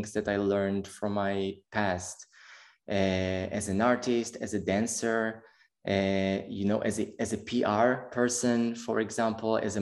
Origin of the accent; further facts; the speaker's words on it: Holon, Tel Aviv District, Israel; moved away as an adult; now in Berlin, Germany; I was born in Tel Aviv and I raised in Chulon. It's a small city next to Tel Aviv.